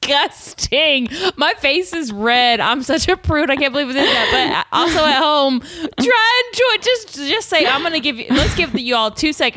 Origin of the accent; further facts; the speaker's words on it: the South, United States; we're from the South. We're from different parts of the South.